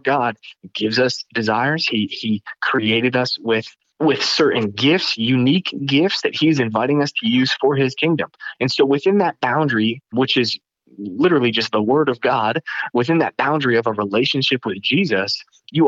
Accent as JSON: {"language": "English", "region": "Northeast", "country": "United States", "said": "I'm from the Northeast and I have a heart for the Northeast"}